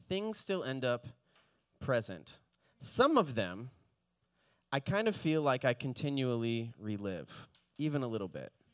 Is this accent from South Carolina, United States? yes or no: no; Palm Beach, Fort Lauderdale area, South Florida, United States; moved away; I grew up in, in the Palm Beach, Fort Lauderdale area